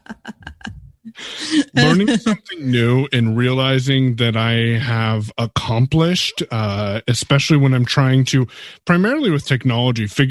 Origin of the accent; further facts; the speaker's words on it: Coquille, Oregon, United States; I'm from Coquille, Oregon, on the beautiful Oregon coast.